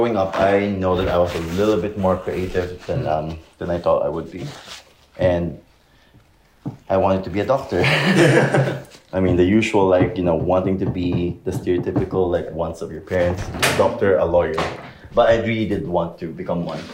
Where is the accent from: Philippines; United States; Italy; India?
Philippines; I'm Filipino